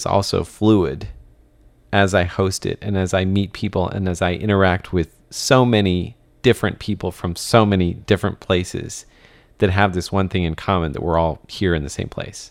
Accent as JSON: {"language": "English", "country": "United States", "moved": "as an adult", "lives_now": "Taiwan", "said": "I am American"}